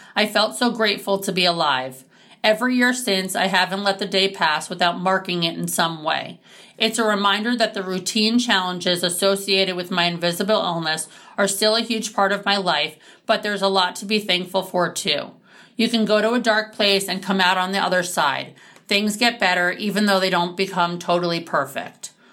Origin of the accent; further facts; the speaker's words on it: New York City, New York, United States; I was born and raised in New York City and have a phenomenal family.